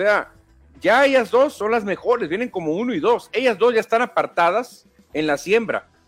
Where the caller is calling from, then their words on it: Guadalajara, Jalisco, Mexico; como mexicano me siento cabizbajo porque Urias es un referente importante para el béisbol mexicano, ni hablar, esperemos que pronto se defina la situación, saludos desde Guadalajara.